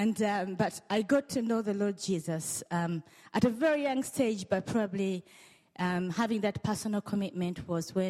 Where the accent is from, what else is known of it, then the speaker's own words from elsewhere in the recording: Uganda; moved away; I come from Uganda and born and bred in Uganda.